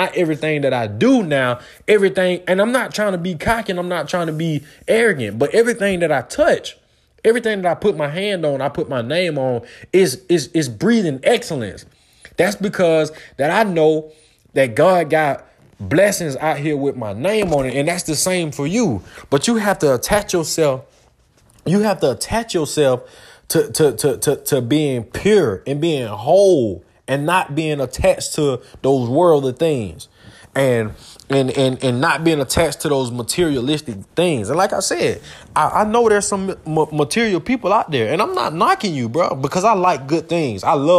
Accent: Georgia, United States; I want to talk about the Falcons real quick, man, because that's where I'm from Georgia.

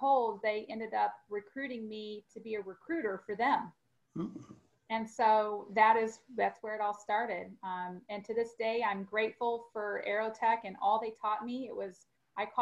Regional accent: St. Louis, Missouri, United States; moved away as an adult; also born or lived in Springfield, Missouri; now in Dallas, United States; I grew up in the St. Louis area and relocated to Dallas after I graduated from college.

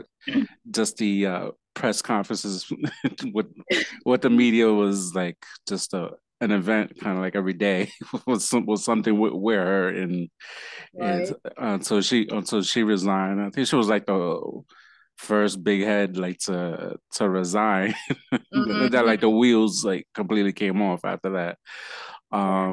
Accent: New York, United States; not my home state, New York

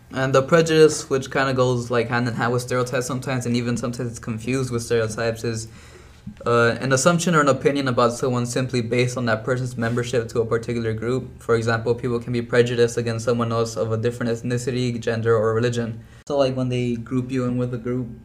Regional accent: Brownsville, Texas, United States; I was born and raised in Brownsville, Texas

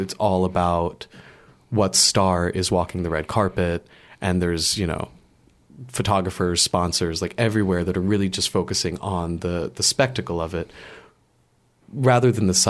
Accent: United States; moved away as an adult; now in Paris, France; being the American that has come to France

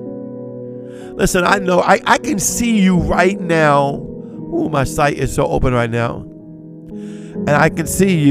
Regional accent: Cajun, Louisiana, United States; I'm Cajun

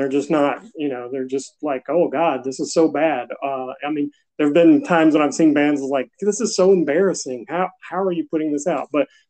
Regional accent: Dothan, Alabama, United States; also born or lived in Jacksonville, Florida; I was born in Jacksonville, Florida, but I grew up in Dothan, Alabama. So I guess about age 2, we moved to Dothan, the Circle City, home of the National Peanut Festival.

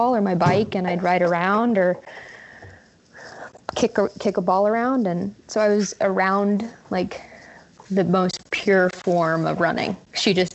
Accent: Kansas, United States; I am from Kansas, just outside of Kansas City. in little suburban area there.

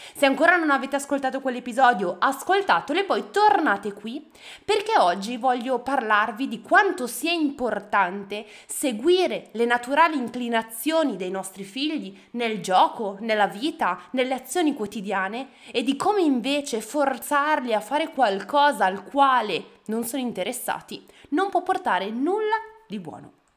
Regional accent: Bergamo, Lombardy, Italy; io sono di Bergamo

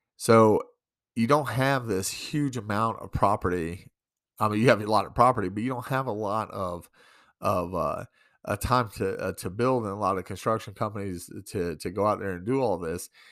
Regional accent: New York, United States; now in Great Falls, United States; I'm from New York

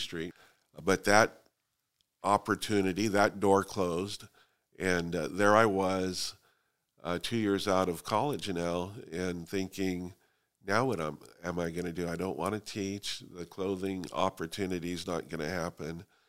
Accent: Fresno, California, United States; also born or lived in Sanger, California; I was born and raised in Fresno, Southeast Fresno

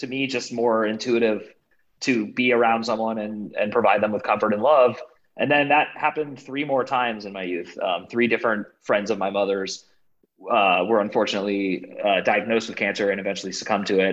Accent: Bay Area of California, United States; I grew up in the Bay Area of California

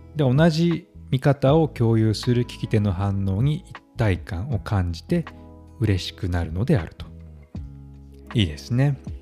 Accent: Kansai, Japan; now in Stockholm, Sweden; 私は関西出身なので子供の頃から漫才や吉本新喜劇などを見て育ちました

